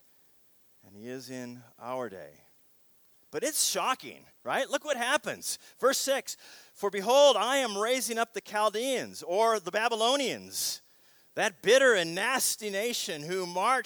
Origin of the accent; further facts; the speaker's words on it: Seattle, Washington, United States; the city that I grew up in Seattle